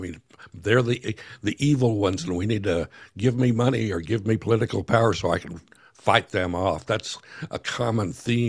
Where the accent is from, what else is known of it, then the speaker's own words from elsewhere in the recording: Texas, United States; I grew up in Texas